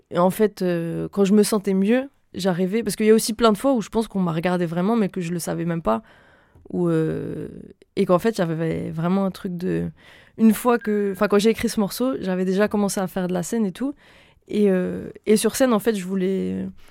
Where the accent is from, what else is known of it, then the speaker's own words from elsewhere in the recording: Lille, Hauts-de-France, France; also born or lived in Reims / Normandy / Paris region / Marseille; je viens de Reims. De base, de base, de base, j'ai euh, commencé à grandir à Reims et j'ai continué et fini de grandir à Lille